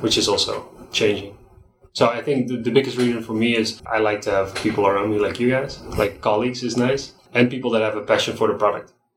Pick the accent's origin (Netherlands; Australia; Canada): Netherlands; moved away as an adult; now in Nicaragua; I'm from the Netherlands. Yeah, I'm about 20 minutes from Amsterdam, 20 minutes from Rotterdam.